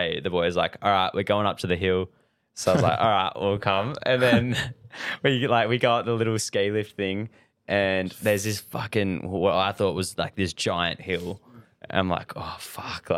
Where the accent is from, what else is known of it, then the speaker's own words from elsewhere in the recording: Margaret River, Western Australia, Australia; I was born in Murray River and grew up here my whole life